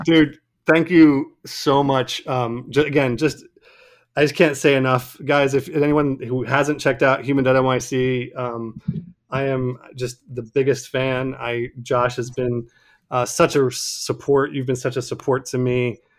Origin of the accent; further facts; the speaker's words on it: Cameroon; moved away; people I, I, I grew up with in Cameroon